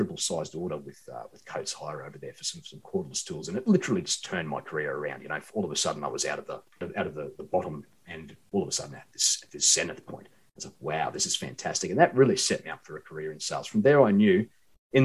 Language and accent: English; Queensland, Australia; moved away; also born or lived in Sydney / Perth; I'm from Queensland originally, and like all good Queenslanders